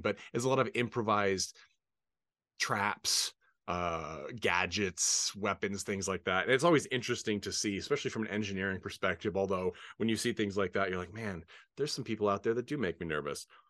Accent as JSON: {"language": "English", "town": "Portland", "region": "Oregon", "country": "United States", "tie": "born or raised there", "moved": "yes", "lives_now": "Palm Springs, United States", "said": "I was born in Portland, Oregon, have lots of family in Roseburg"}